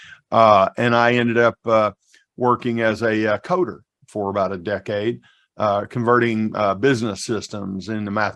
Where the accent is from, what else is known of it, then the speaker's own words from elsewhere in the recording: Southeast Missouri, United States; I was raised in Southeast Missouri in the rural South, far from any city.